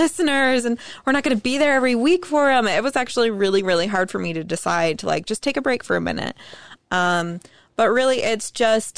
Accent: South Jordan, Utah, United States; also born or lived in Southern California; We're back in Utah, California. And then, like, junior high. I've been here since junior high

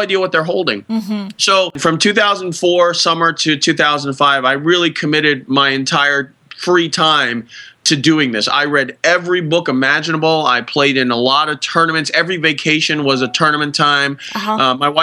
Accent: Boston, Massachusetts, United States; my hometown paper, the Boston Herald

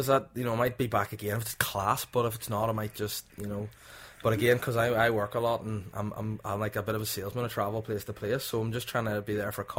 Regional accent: Belfast, Northern Ireland, United Kingdom; Sorry, that's probably the accent. I'm from Belfast.

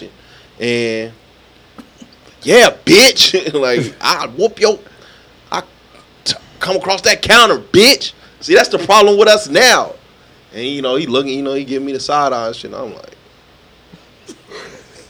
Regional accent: Las Vegas, Nevada, United States; We come from Las Vegas. This is a 24-hour city.

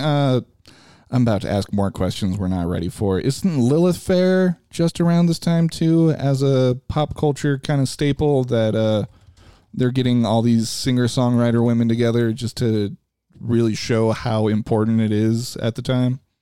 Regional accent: Chicago, Illinois, United States; for me growing up in Chicago, it was all about Sammy Sosa

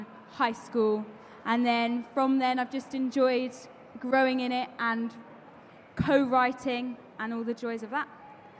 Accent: Brighton, South East England, United Kingdom; And I'm from Brighton.

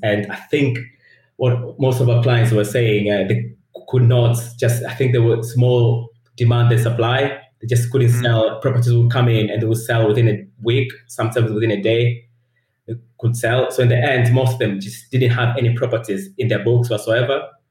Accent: Tanzania; English is a second language; moved away as an adult; also born or lived in Leeds, United Kingdom; now in United Kingdom; I'm originally from Tanzania in East Africa. So I came to university uh, in the UK

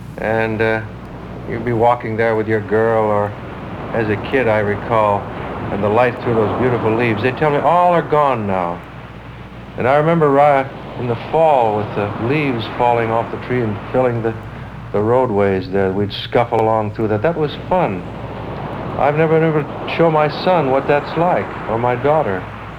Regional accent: Minnesota, United States; The lakes of Minnesota, where I grew up, the land of 10,000 lakes.

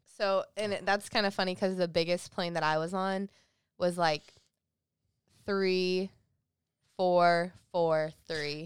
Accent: South Carolina, United States; growing up in South Carolina, that's considered the Bible Belt.

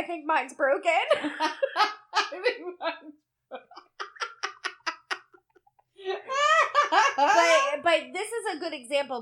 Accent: Bear, Delaware, United States; We're from Bear.

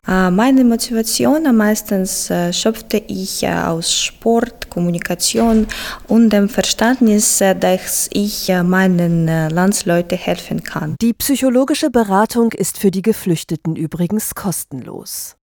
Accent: Zaporizhzhia, Zaporizhzhia Oblast, Ukraine; German is a second language; moved away as an adult; now in Cloppenburg, Germany; Ich komme aus der Ostukraine, der Stadt Saporizia

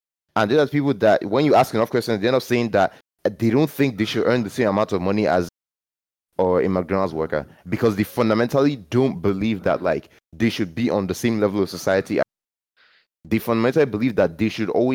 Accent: Nigeria; growing up in Nigeria

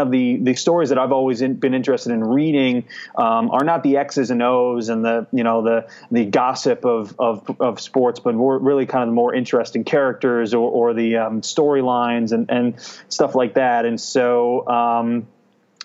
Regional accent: Massachusetts, United States; now in New York City, United States; I grew up in Massachusetts, you know, which is a little bit further north, obviously, than New York. But I've been in New York for about almost a decade now

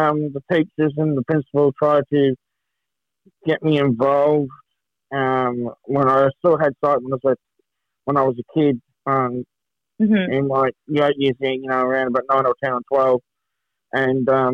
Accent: Kilsyth, Montrose area, Victoria, Australia; Down in the Kilsyth, Montrose kind of area.

